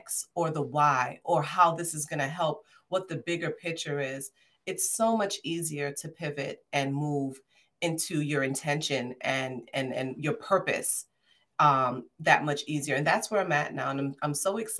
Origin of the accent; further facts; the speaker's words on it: New York City, New York, United States; I'm from Brooklyn. I'm a Brooklynite.